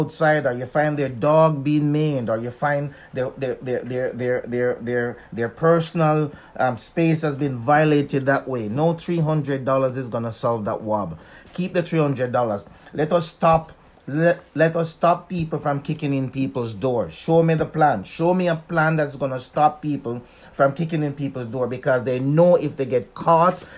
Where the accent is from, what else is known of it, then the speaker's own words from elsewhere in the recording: Winnipeg, Manitoba, Canada; I'm from Winnipeg